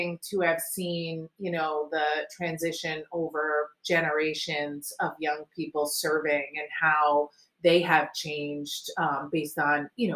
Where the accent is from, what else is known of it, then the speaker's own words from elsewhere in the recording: Warwick, Rhode Island, United States; I was raised in Warwick, Rhode Island